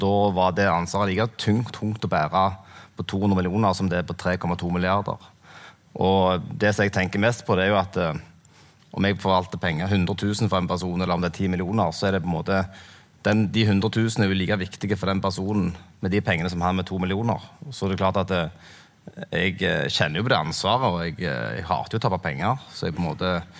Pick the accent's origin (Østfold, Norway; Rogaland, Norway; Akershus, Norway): Rogaland, Norway; Sandnes; also born or lived in Kverneland; jeg vokste opp på Sandnes, og så flytta jeg til Kverneland.